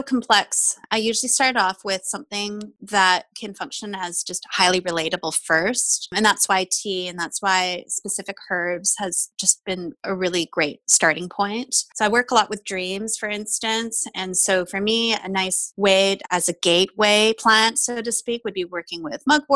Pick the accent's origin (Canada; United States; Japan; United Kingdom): Canada; also born or lived in Taiwan; I am Taiwanese Canadian